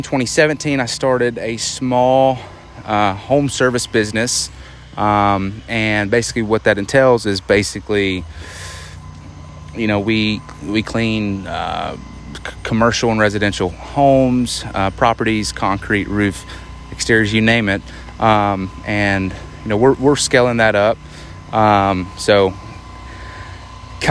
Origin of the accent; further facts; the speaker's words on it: Arkansas, United States; I'm from Arkansas